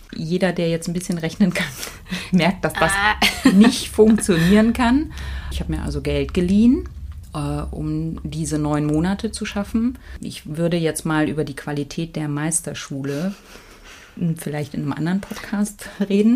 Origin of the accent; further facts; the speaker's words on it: East Germany, Germany; ich bin ja in der DDR geboren